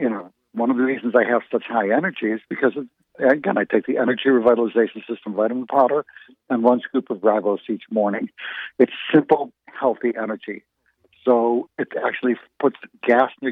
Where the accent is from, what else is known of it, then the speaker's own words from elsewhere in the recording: United States; we grew up in the United States